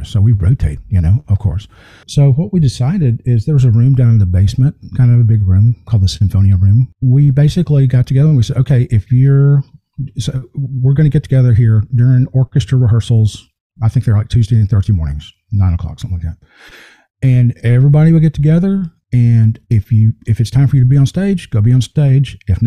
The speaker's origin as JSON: {"language": "English", "region": "Mississippi", "country": "United States", "tie": "born or raised there", "moved": "as an adult", "said": "I grew up in Mississippi"}